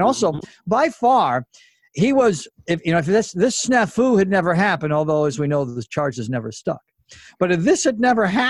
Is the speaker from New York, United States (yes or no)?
yes; Elmira, New York, United States; now in Los Angeles, United States; my hometown, Elmira, New York.